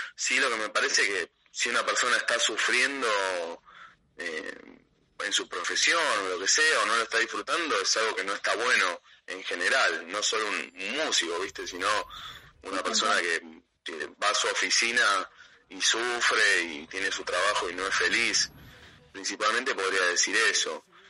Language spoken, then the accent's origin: Spanish; Avellaneda, Buenos Aires Province, Argentina; soy un, chico que nació en, un barrio de, Argentina que se llama Avellaneda